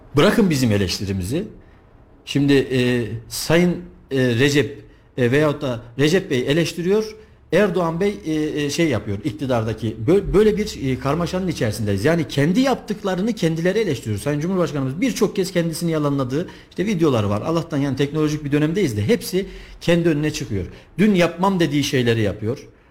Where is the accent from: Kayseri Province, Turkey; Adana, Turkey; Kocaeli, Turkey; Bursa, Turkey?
Kayseri Province, Turkey; also born or lived in Istanbul; bin dokuz yüz seksen yedi Kayseri doğumluyum